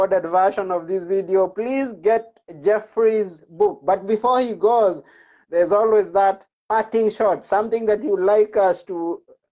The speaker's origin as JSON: {"language": "English", "country": "Kenya", "said": "coming from Kenya"}